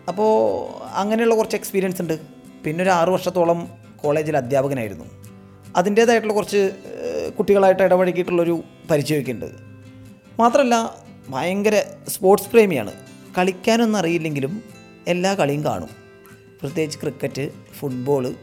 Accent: Thrissur, Kerala, India; ഞാനൊരു തൃശ്ശൂർക്കാരനാണ്

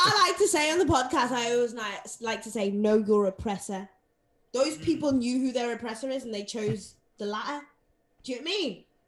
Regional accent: Zimbabwe; I grew I, I grew up in Zim Zimbabwe

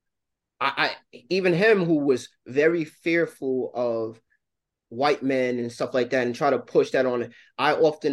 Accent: New York City, New York, United States; Growing up in New York City

